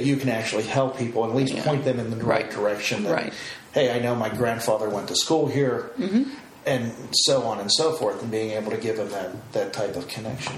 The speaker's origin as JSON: {"language": "English", "area": "outside of Pittsburgh", "region": "Pennsylvania", "country": "United States", "tie": "born or raised there", "also_born_or_lived": "Uniontown, Pennsylvania", "moved": "as an adult", "said": "me growing up outside of Pittsburgh"}